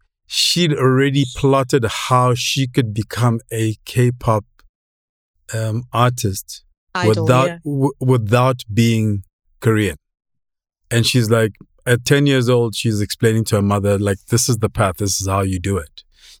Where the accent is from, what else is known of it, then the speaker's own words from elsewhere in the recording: Lesotho; also born or lived in Germany; I was born in Germany. And then we moved to East Africa because my father was a lecturer. And my mother died when I was 14 months. And then we moved to Lesotho when I was about, what, 3?